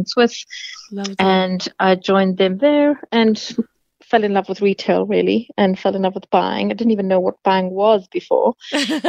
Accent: Cape Town, Western Cape, South Africa; moved away as an adult; now in Australia; I am originally from Cape Town in South Africa

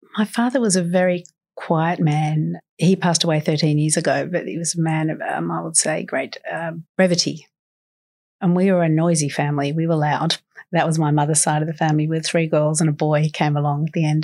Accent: Sydney, New South Wales, Australia; also born or lived in Carlton, Sydney; I grew up in Guymere Bay. I'm a girl from the Shire, born in Royal Prince Alfred Hospital

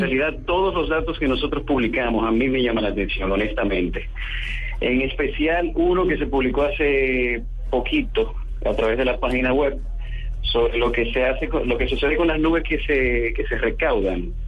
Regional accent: Dominican Republic; aquí en mi país, en, en República Dominicana

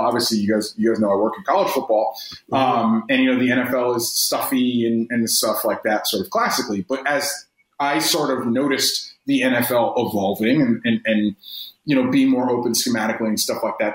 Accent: Gainesville, Florida, United States; I'm actually from Gainesville, which is an hour and a half away

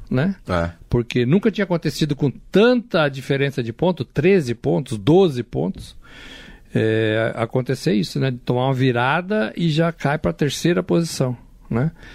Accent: São Paulo, Brazil; Cresci em São Paulo, moro em São Paulo.

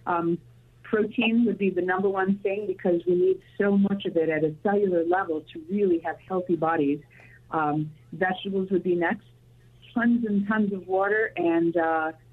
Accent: Chicago, Illinois, United States; I grew up in the Chicagoland area

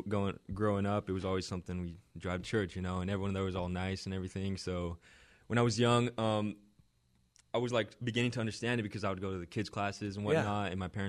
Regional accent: California, United States; I grew up in Orange County, California.

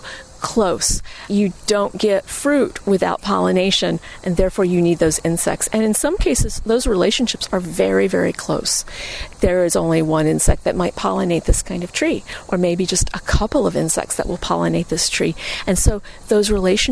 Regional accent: Florida, United States; moved away; I grew up in Florida where orange blossom honey is a big deal.

